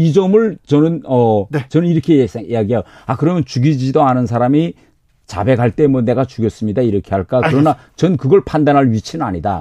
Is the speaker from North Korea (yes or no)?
yes; North Korea; also born or lived in United Kingdom; now in South Korea; 저는 이북 출신이니까